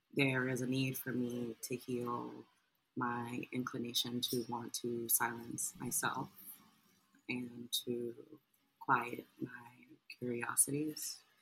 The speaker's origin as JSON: {"language": "English", "town": "New York City", "region": "New York", "country": "United States", "said": "I am a writer from Harlem, New York City."}